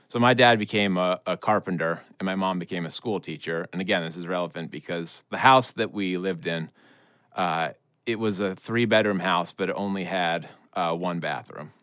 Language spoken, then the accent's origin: English; Vermont, United States; I'm from Vermont.